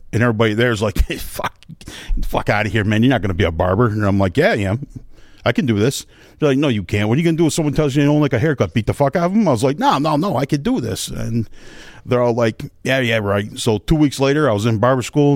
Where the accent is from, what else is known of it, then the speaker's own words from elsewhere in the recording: Northeast, United States; now in Bluffton, United States; I'm from the Northeast